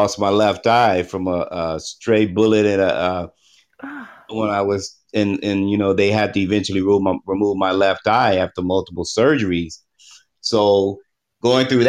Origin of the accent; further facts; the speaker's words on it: Texas, United States; growing up in Texas, where it gets very humid.